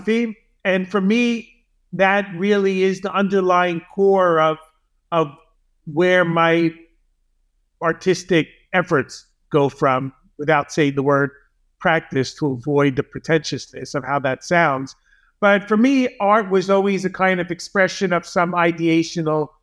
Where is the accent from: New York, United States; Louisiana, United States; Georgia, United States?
New York, United States; Long Island; I'm from Long Island, which even though it's only 17 miles from where I'm sitting literally now in New York City, it could be a gulf of a million miles because I was brought up in the suburbs